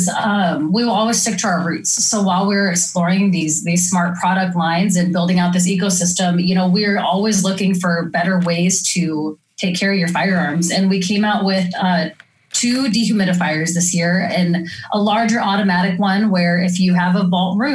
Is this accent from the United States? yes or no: yes; Oregon, United States; I didn't know about how real humidity was until I'm from Oregon and to Missouri.